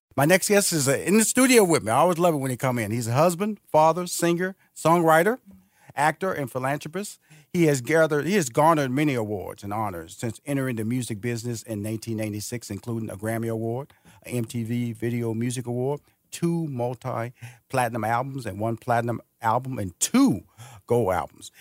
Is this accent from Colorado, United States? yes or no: no; Houston, Texas, United States; moved away as an adult; now in Atlanta, United States; I'm from Houston, Texas. I'm originally from there. I moved here to Atlanta in two thousand seven